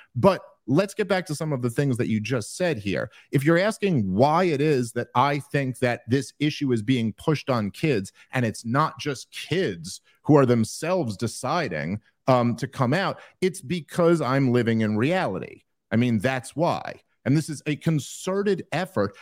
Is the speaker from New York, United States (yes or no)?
yes; New York City, New York, United States; now in New Jersey, United States; I'm from New York City